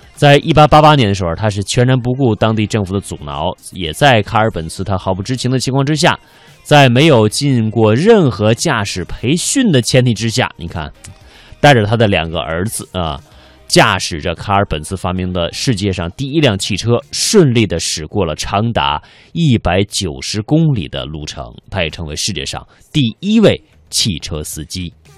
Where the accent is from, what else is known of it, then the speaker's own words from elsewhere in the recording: China; 我们中国人